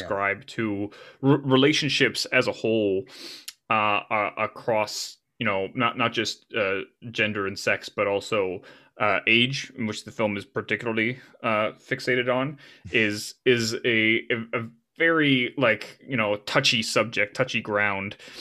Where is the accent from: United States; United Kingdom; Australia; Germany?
United States; I'm an American by, by nature, uh, and that's not to say that I can't function in the world outside of my, my motherland